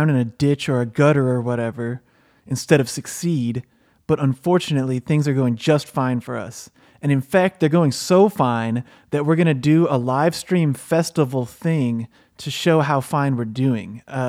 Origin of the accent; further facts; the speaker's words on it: Tampa, Florida, United States; Yeah, I'm from Tampa. Right, I'm from there. Tampa Bay, actually, but I just moved here last week and I'm fucking psyched.